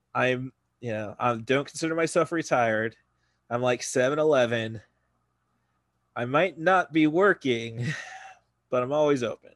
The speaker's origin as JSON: {"language": "English", "town": "Morton", "region": "Illinois", "country": "United States", "tie": "born or raised there", "lives_now": "Champaign, United States", "said": "my hometown of Morton"}